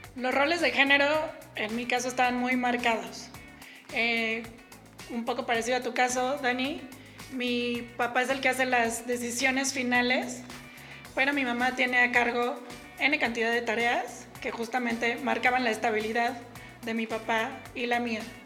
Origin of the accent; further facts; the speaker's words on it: Mexico City, Mexico; yo soy de la Ciudad de México y la mayor parte de mi vida antes de independizarme viví con mi papá y mi mamá.